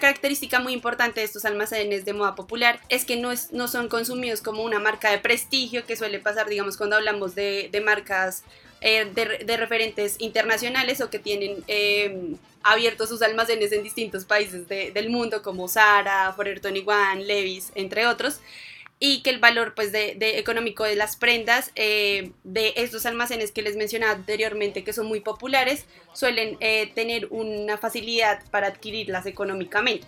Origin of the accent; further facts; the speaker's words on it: Colombia; nosotras, que somos de Colombia